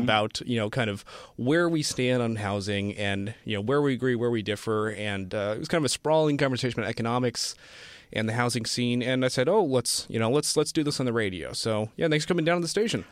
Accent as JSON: {"language": "English", "town": "Cincinnati", "region": "Ohio", "country": "United States", "tie": "born or raised there", "moved": "yes", "lives_now": "Sunnyvale, United States", "said": "my hometown of Cincinnati, Ohio is sixty."}